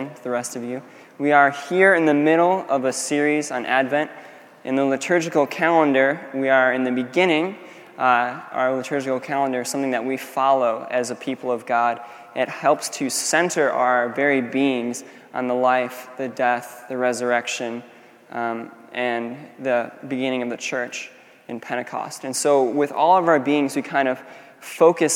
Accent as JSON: {"language": "English", "country": "United States", "said": "we as an American people"}